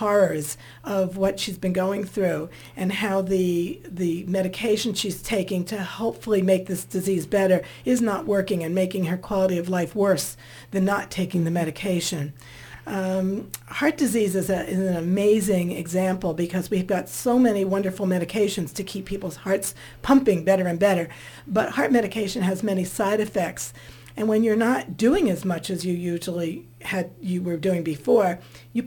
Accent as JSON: {"language": "English", "region": "New Jersey", "country": "United States", "said": "I come from New Jersey where we had a lot of Italians and Jewish families"}